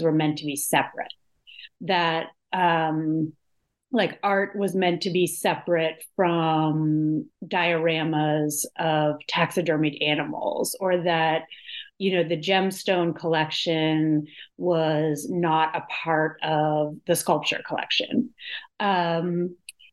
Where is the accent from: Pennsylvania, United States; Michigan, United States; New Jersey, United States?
Pennsylvania, United States; Pittsburgh; I grew up in Pittsburgh, Pennsylvania